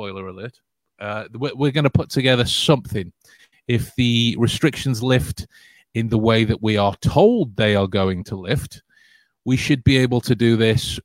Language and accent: English; England, United Kingdom; The joy of being English